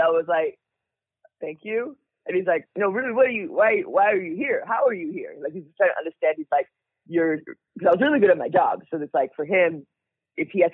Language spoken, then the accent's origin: English; Nigeria; moved away; I was born in Nigeria. My parents were born in Nigeria. So we're all immigrants